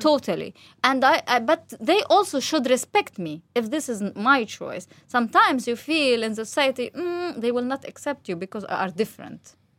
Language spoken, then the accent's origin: English; Gaza, Gaza Strip, Palestine; also born or lived in West Bank; I raised up in Gaza. All my life was in Gaza, just to study, uh, my university in, outside in West Bank